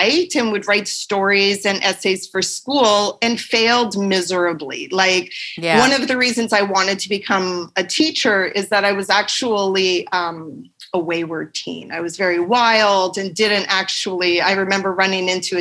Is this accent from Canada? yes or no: yes; just outside of Edmonton, Alberta, Canada; I grew up in just outside of Edmonton in a small town